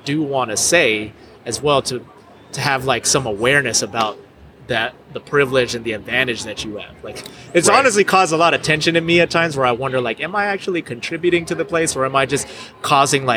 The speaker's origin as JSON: {"language": "English", "region": "California", "country": "United States", "also_born_or_lived": "Colombia / Indonesia", "moved": "as an adult", "lives_now": "Tulsa, United States", "said": "I was in California where I'm originally from"}